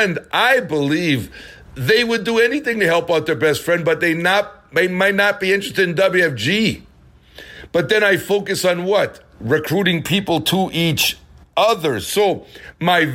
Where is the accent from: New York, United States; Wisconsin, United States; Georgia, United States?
Wisconsin, United States; Milwaukee; I grew up in Milwaukee, Wisconsin